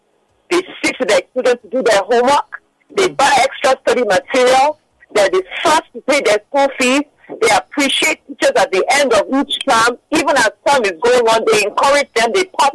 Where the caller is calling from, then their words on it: Lagos, Nigeria; I'm calling from Lekki.